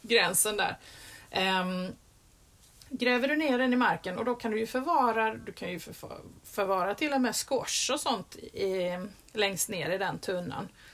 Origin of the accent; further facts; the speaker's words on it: Skåne, Sweden; i min skånska mage